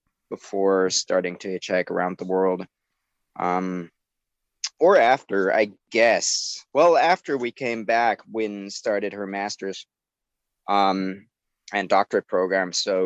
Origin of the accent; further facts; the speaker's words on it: Germany; now in United States; From Germany. I moved to the US in 2008.